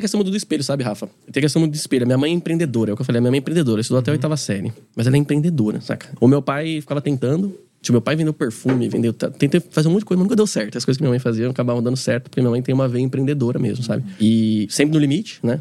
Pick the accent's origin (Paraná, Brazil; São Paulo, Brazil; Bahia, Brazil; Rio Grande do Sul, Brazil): São Paulo, Brazil; Carapicuíba; also born or lived in Osasco; Eu sou, sou de Carapicuíba, né? Nasci em Osasco, mas sou de Carapicuíba, sou da periferia de São Paulo